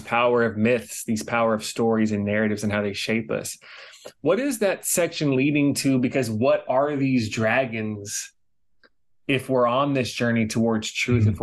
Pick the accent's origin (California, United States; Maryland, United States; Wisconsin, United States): California, United States; Los Angeles; moved away as an adult; also born or lived in New York City; now in Hawaii, United States; I grew up in Los Angeles. I spent some time in New York City and now I'm in Hawaii